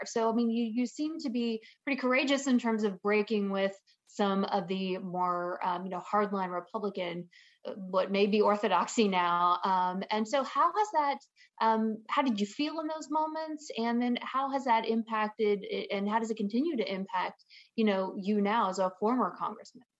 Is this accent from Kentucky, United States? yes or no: no; a small town right outside of Atlanta, Georgia, United States; accent: southern; now in California, United States; grew up in a small town right outside of Atlanta, Georgia